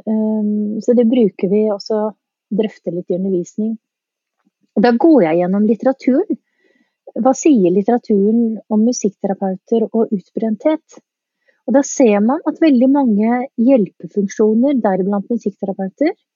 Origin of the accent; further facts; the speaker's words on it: Eastern Norway, Norway; accent: østlending (Eastern Norwegian); jeg er østlending